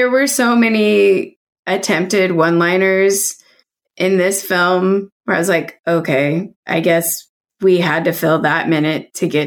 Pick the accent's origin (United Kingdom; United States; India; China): United States; Virginia Beach, Virginia; also born or lived in North Carolina; Okay, so I actually grew up in Virginia. Like I'm from the South. Um but like military family uh, mostly lived in Virginia Beach, a little bit in North Carolina.